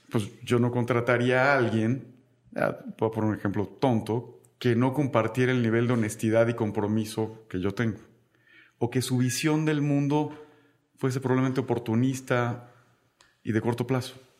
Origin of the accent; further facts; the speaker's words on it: Tabasco, Mexico; moved away; yo soy tabasqueño. Y en Tabasco siempre hice algunos pequeños proyectos